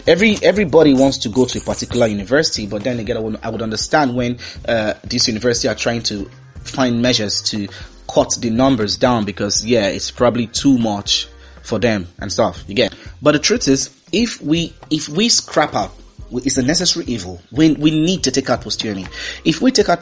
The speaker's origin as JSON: {"language": "English", "country": "Nigeria", "also_born_or_lived": "Dublin / Accra, Ghana", "said": "I am Nigerian"}